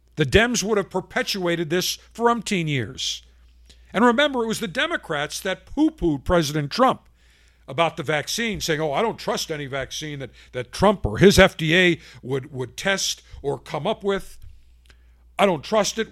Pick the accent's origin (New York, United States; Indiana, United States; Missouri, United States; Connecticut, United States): New York, United States; Buffalo; moved away; also born or lived in Tampa; When I grew up in Buffalo